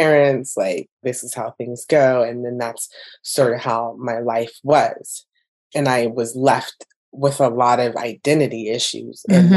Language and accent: English; Orange County, California, United States; also born or lived in Hawaiian Gardens, California / Brea, California; I grew up in Orange County